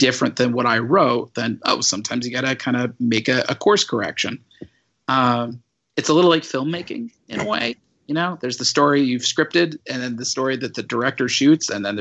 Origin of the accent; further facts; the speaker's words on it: St. Louis, Missouri, United States; I grew up in St. Louis in the 90s.